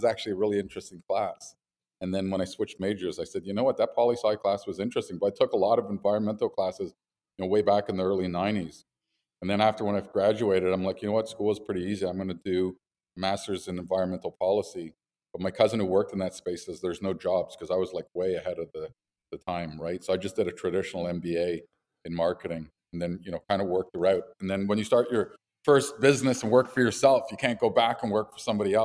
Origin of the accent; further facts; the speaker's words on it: Montreal, Quebec, Canada; also born or lived in United States / Colorado; Montreal. Grew up here, but lived in the States for 10 years.